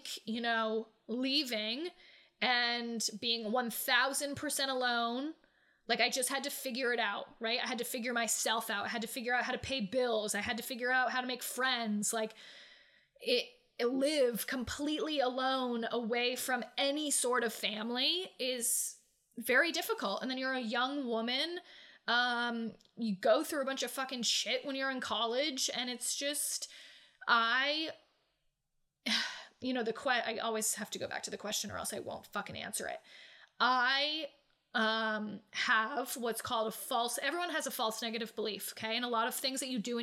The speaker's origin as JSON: {"language": "English", "region": "New England", "country": "United States", "tie": "born or raised there", "also_born_or_lived": "Myrtle Beach, South Carolina", "moved": "as an adult", "said": "I grew up in New England"}